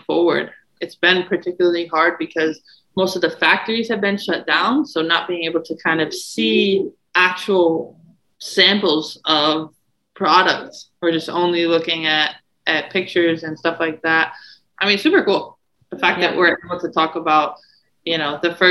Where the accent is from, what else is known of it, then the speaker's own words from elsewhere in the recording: Syracuse, New York, United States; I'm from Syracuse